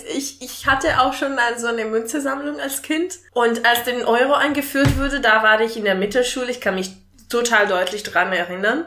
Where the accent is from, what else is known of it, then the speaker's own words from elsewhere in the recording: Italy; German is a second language; now in Germany; als Italienerin in Deutschland zu wohnen